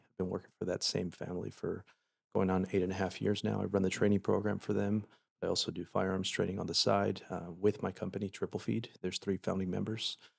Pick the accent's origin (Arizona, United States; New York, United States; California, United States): California, United States; Paramount; I grew up in Paramount